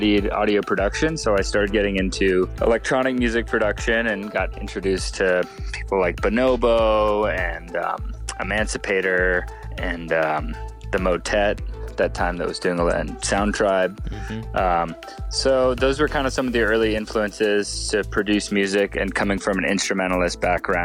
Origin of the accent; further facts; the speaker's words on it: Hawaii, United States; I grew up in Hawaii